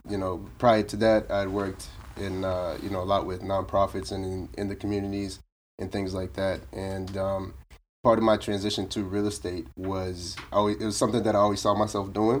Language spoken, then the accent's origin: English; Boston, Massachusetts, United States; also born or lived in Brockton, Massachusetts; originally from Roxbury